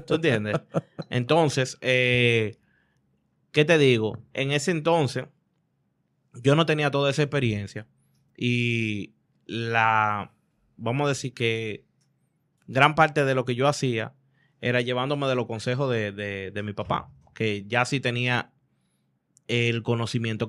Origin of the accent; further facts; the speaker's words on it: Dominican Republic; Yo no soy mexicano, yo soy dominicano